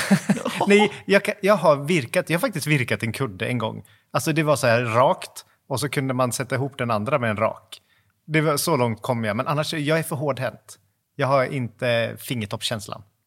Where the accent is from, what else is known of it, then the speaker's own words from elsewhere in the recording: Floby, Västra Götaland, Sweden; moved away; när vi är hemma i Floby